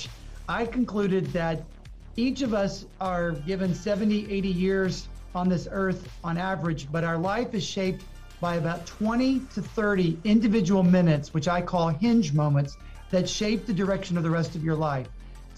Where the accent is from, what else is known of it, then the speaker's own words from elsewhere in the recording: the South, United States; also born or lived in Houston; I'm from the South